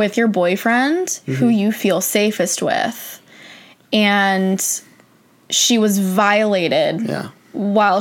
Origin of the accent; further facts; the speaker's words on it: United States; I hate being American.